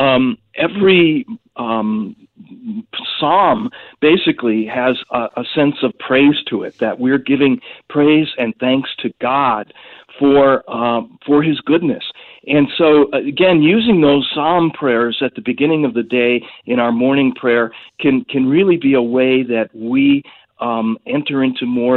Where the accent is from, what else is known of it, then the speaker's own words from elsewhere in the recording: Milwaukee, Wisconsin, United States; growing up in the Milwaukee area